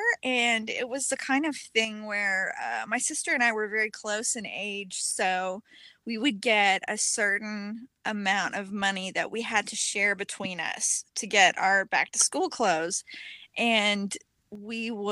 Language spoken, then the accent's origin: English; Southern Illinois, United States; moved away as an adult; now in Houston, United States; I have been living in Houston for about 14 years. I'm originally from Southern Illinois